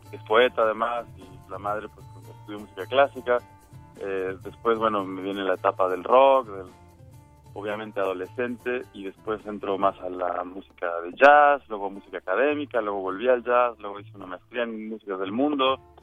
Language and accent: Spanish; Mexico; now in United States; yo digamos como mexicano en Estados Unidos vivo una cosa pero vuelvo a mi país